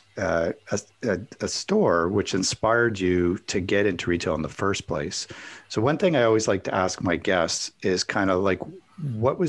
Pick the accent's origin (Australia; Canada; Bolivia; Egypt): Canada; I'm Canadian